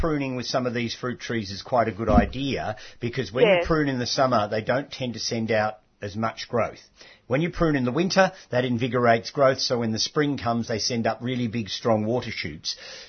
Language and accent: English; Macedon, Victoria, Australia; I come from Macedon.